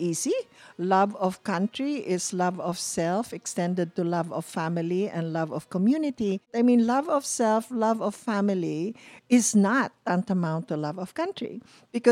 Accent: Cebu, Central Visayas, Philippines; moved away as an adult; now in United States; I am Filipino and I feel I'm Cebuana.

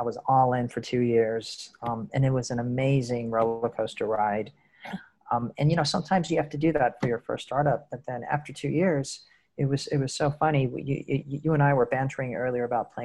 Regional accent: United States; moved away as an adult; also born or lived in mainland China; now in Asia; I'm an American, but I've been living in the Asian region for 23, 24 years

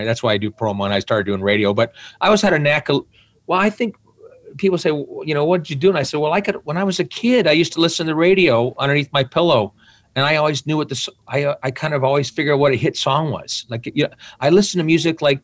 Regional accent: Burlington, Ontario, Canada; also born or lived in Chatham, Ontario; I grew up in Burlington. Before that, I was more in Chatham, you know, from grade 10, Chatham, Ontario

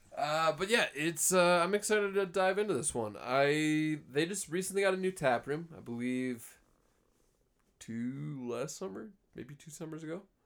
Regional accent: Cold Spring, Minnesota, United States; I grew up in Cold Spring.

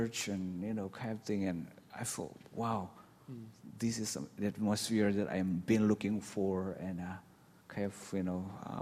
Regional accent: northwest Burma, Myanmar; now in United States; I grew up in Burma, somewhere in the northwest

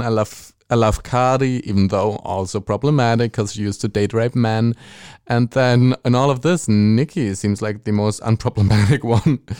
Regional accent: Germany; accent: German; English is a second language; my German accent, speaking English

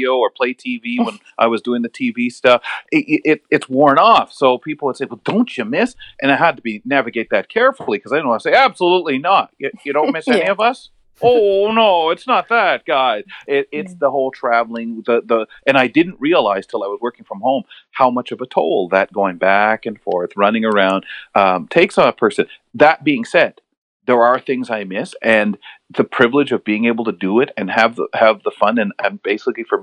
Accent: London, Ontario, Canada; also born or lived in Montreal, Quebec; an area called Byron. So I really loved Byron. I could ride my bike around safely.

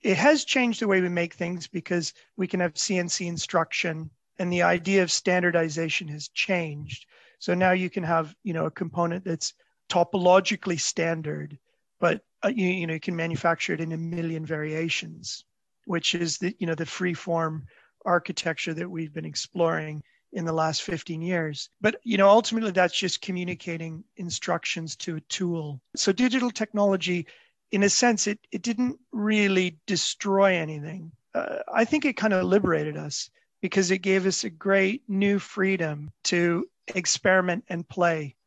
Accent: Toronto, Ontario, Canada; I grew up in Toronto

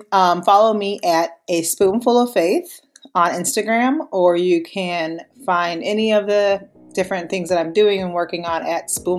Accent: Minnesota, United States; I am from Minnesota, where I'm married to my husband and we have two kids here.

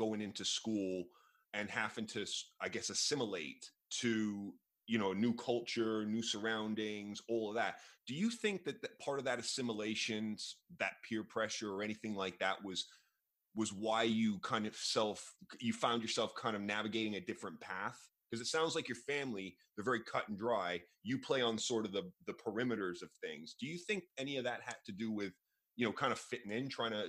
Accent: England, United Kingdom; born there; also born or lived in Canada; I was born in England, but I actually moved to Canada at the same age you moved to the U.S.

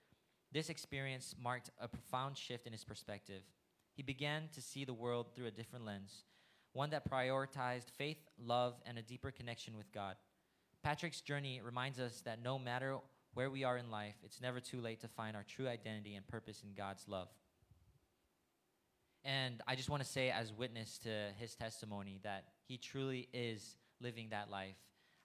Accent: Thailand; also born or lived in India; So I myself am a TCK. I was born in India and I grew up in Thailand.

